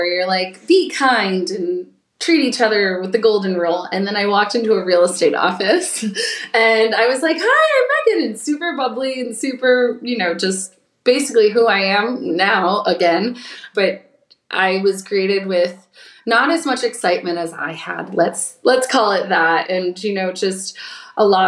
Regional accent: Clarks Summit, Pennsylvania, United States; moved away as an adult; also born or lived in North Carolina; now in Florida, United States; I grew up in a city called Clark Summit right outside of Scranton, Pennsylvania.

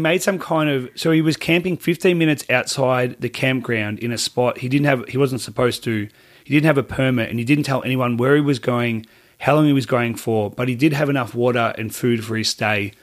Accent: Australia; I'm Australian

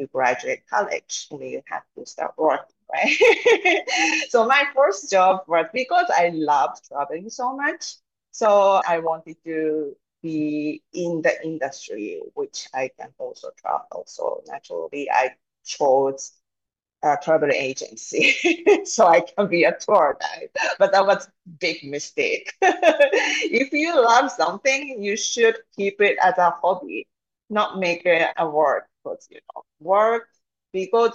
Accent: Japan; Growing up, I was born and raised in Japan

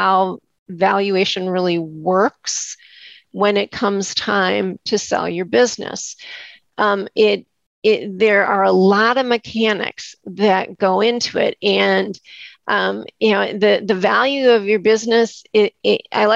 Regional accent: Wisconsin, United States; I'm from Wisconsin

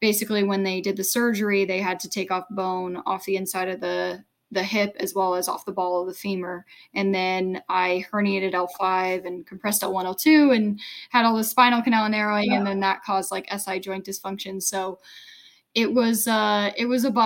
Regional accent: United States; I was the only American

